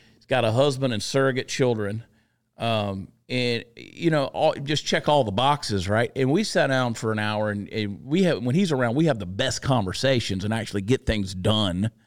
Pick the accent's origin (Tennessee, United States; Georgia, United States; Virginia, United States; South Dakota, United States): Georgia, United States; also born or lived in New Jersey; now in Texas, United States; I grew up in Georgia.